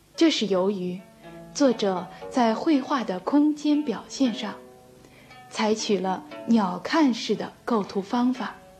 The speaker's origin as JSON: {"language": "Chinese", "country": "China", "said": "我们中国人"}